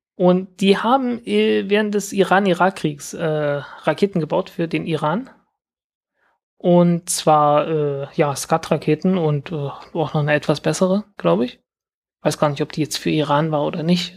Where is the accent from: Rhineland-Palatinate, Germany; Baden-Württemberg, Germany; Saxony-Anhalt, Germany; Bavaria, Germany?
Saxony-Anhalt, Germany; Zeitz; meiner Heimatstadt Zeitz